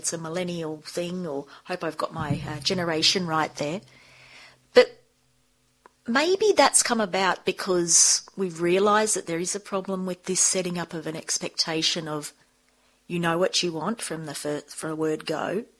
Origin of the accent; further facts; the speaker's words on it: Sydney, New South Wales, Australia; So I grew up in Sydney, though, and I studied at school.